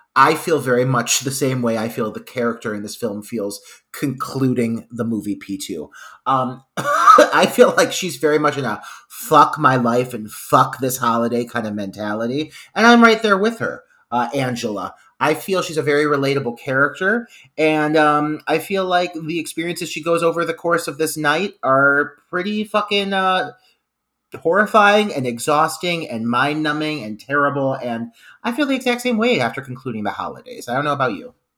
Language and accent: English; Midwest, United States; now in Ohio, United States; the Midwesterner in me